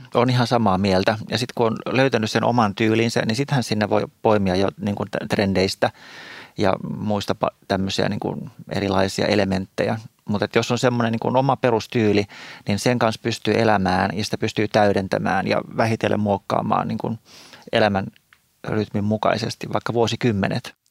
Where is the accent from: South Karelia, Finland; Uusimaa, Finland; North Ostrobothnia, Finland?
Uusimaa, Finland; Espoo; moved away as an adult; now in Helsinki, Finland; mä oon tämmöinen syntyperäinen espoolainen